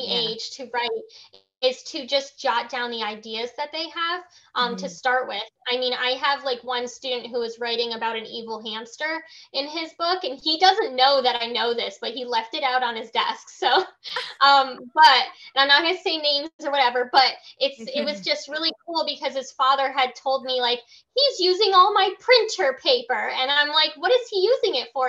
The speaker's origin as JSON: {"language": "English", "town": "Milford", "region": "Connecticut", "country": "United States", "tie": "born or raised there", "said": "I was born in Milford, Connecticut, where the island is, not like on the island, but I was born in that same city"}